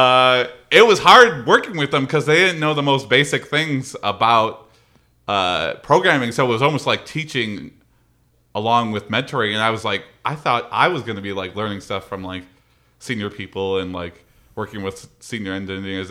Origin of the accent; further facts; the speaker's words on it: Madison Heights, Michigan, United States; also born or lived in Cincinnati / Mount Pleasant; I was born and raised in Madison Heights